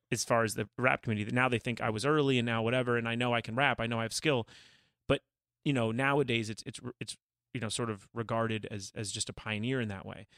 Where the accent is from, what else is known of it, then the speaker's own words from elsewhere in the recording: Calabasas, California, United States; growing up in Calabasas